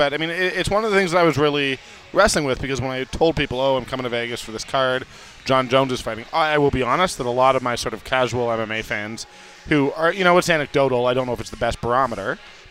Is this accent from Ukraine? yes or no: no; Canada; I'm Canadian.